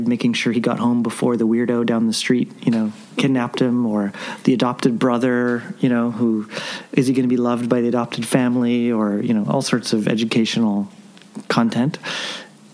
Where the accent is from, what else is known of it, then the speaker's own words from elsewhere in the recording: Vancouver, British Columbia, Canada; I grew up in Vancouver